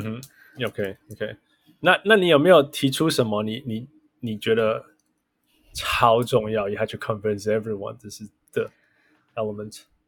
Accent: Canada; 我们是加拿大人

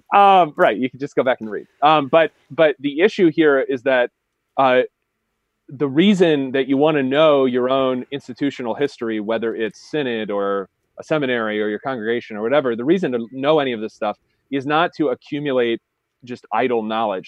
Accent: Appalachian Pennsylvania, United States; where I'm from, just to be clear, we don't have the Amish because it's Appalachia

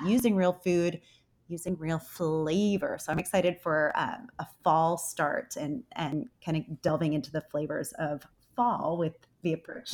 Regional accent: Connecticut, United States; moved away; also born or lived in Houston; I'm from Connecticut, so we had a growing season of three months there

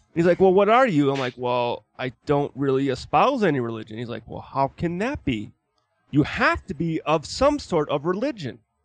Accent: Wisconsin, United States; moved away as an adult; now in Utah, United States; I'm from Wisconsin.

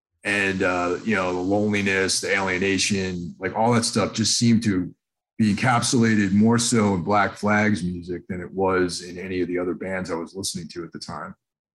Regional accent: New York, United States; where I grew up in New York State, we were on the border of Connecticut

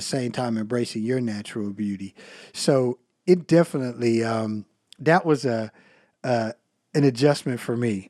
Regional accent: United States; accent: country; my country accent

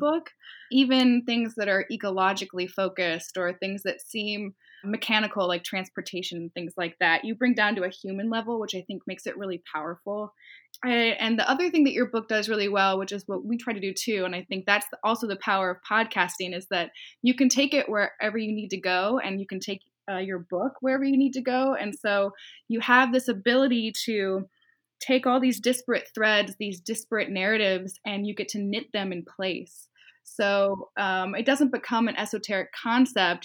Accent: Los Angeles, California, United States; born or raised there; now in San Francisco, United States

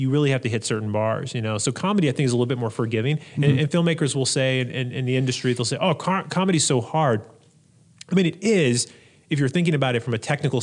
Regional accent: United States; I'm an American

